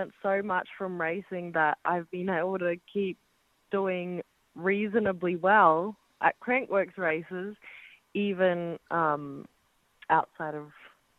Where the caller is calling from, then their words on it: Cairns, Queensland, Australia; Cairns, Australia.